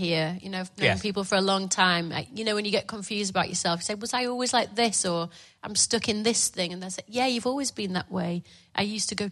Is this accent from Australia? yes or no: no; Leeds, Yorkshire and the Humber, United Kingdom; I was born in Leeds